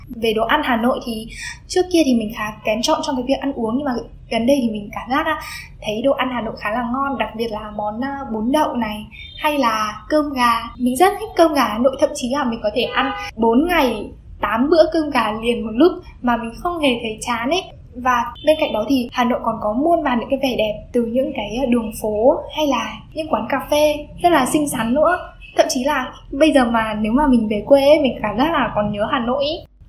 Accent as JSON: {"language": "Vietnamese", "region": "Điện Biên", "country": "Vietnam", "moved": "yes", "lives_now": "Hanoi, Vietnam", "said": "tớ đến từ Điện Biên cơ."}